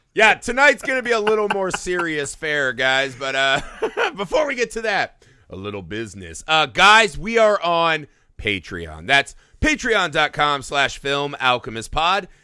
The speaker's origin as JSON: {"language": "English", "region": "Indiana", "country": "United States", "tie": "born or raised there", "said": "growing up in Indiana"}